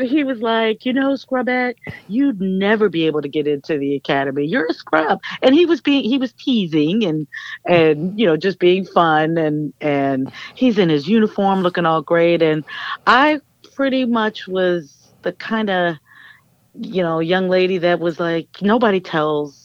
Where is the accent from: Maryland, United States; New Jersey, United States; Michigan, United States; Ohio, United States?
Maryland, United States; Columbia; also born or lived in Springfield, Massachusetts; I grew up in Columbia, Maryland. I wasn't born there. I was born in Springfield, Massachusetts, but my parents were federal government workers, so we moved around a lot, and then we finally settled